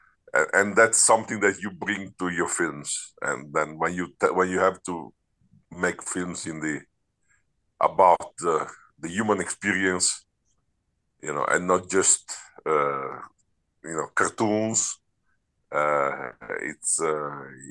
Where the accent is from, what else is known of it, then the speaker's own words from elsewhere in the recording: Padua, Veneto, Italy; Padova, which is pretty much my hometown. The closest big city to the village where I was born